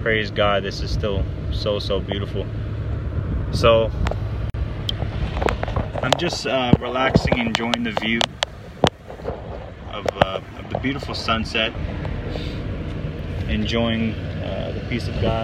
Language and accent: English; Aiea, Hawaii, United States; when I was growing up in Hawaii. He used to live with us in Hoala Street in Aiea, on the island of Oahu